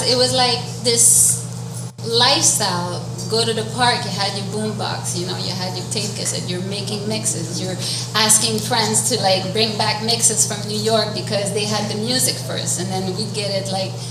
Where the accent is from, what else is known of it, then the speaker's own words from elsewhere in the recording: Montreal, Quebec, Canada; I was born and raised in Montreal North, and Montreal North, as you know, in the late 70s. I'm like I was born in 71